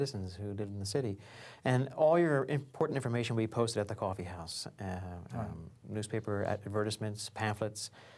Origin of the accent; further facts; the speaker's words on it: Philadelphia, Pennsylvania, United States; I'm from Philadelphia. I was born in the city, Temple University Hospital, and I lived in the surrounding area all my life.